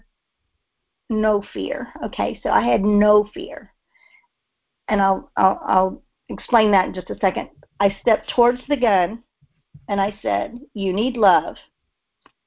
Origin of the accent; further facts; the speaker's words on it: Texas, United States; now in Memphis, United States; I'm from Texas